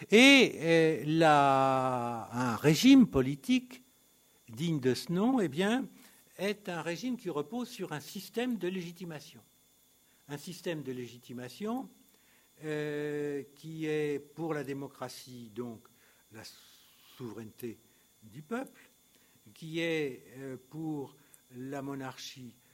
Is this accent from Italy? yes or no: yes; Italy; French is a second language; C'était la grande alternative, y compris chez nous. Chez nous, en Italie, en Finlande, c'était l'alternative.